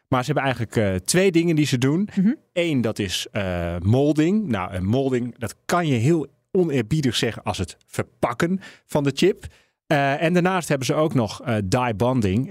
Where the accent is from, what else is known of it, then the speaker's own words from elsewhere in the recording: Netherlands; we als Nederlanders